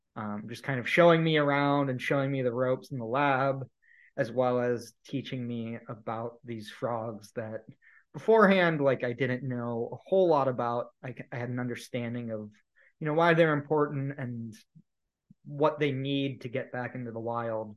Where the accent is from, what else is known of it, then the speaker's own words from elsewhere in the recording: Ohio, United States; moved away as an adult; also born or lived in Indiana / Southeast US; I was in Indiana at the time and I grew up in Ohio